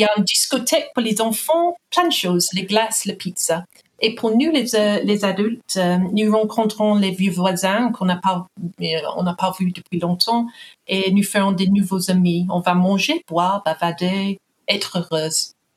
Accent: England, United Kingdom; Je suis anglaise

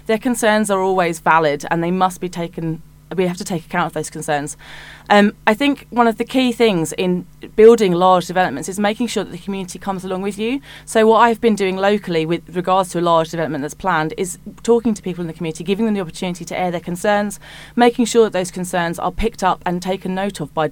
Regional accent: Hitchin, East of England, United Kingdom; I was born in Hitchin and I've lived there almost all of my life

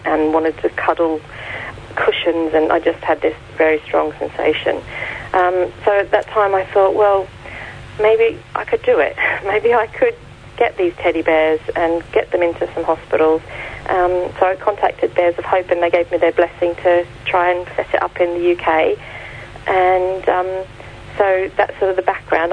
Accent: Australia; accent: Australian; moved away as an adult; now in United Kingdom; I don't know if you can hear from my accent, I'm Australian.

